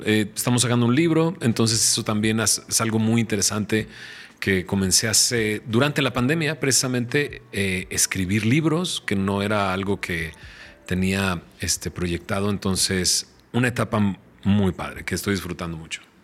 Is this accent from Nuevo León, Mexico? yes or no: yes; San Pedro Garza García, Nuevo León, Mexico; moved away; yo soy de Monterrey, soy de San Pedro. Mis papás, eh, uno, mi papá es de Marín, mi mamá es de Cadreita. O sea, vienen del rancho a la ciudad de Monterrey eh, se instalan en San Pedro, ahí forman su familia